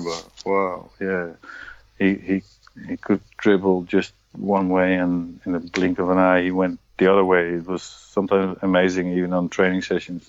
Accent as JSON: {"language": "English", "town": "Emmen", "region": "Drenthe", "country": "Netherlands", "tie": "born or raised there", "moved": "yes", "lives_now": "Heerenveen, Netherlands", "said": "I was born in Emmen, mm-hmm. small city in the countryside, and now my residence is here"}